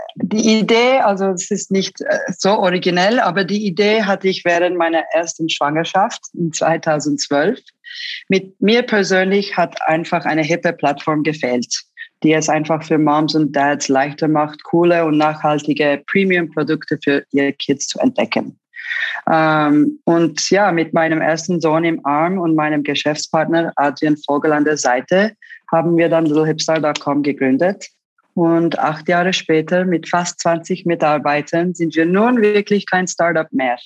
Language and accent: German; Zurich, Switzerland; German is a second language; moved away as an adult; also born or lived in Istanbul, Turkey / Los Angeles, United States; Meine Eltern sind aus beruflichen Gründen in 1985 nach Zürich gezogen